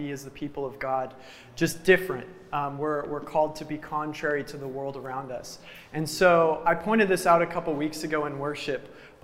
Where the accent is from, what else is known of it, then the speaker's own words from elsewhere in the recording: Reno, Nevada, United States; I grew up in Reno, Nevada, over towards the West Coast